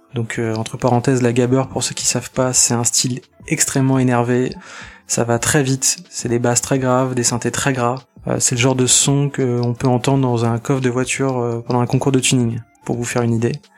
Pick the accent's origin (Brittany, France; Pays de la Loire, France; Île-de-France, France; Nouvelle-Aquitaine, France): Pays de la Loire, France; Nantes; Je viens de Nantes